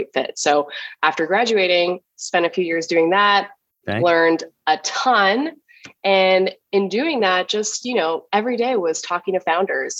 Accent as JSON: {"language": "English", "town": "Ottawa", "region": "Ontario", "country": "Canada", "tie": "born or raised there", "also_born_or_lived": "Halifax, Nova Scotia / Toronto", "moved": "as an adult", "lives_now": "New York, United States", "said": "I grew up in Ottawa, Canada"}